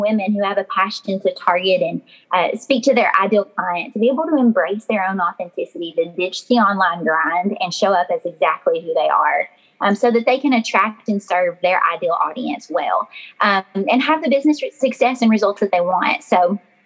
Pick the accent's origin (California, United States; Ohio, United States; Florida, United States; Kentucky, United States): Kentucky, United States; Glasgow; my accent sounds like cornbread. So to be honest, I'm from Glasgow, Kentucky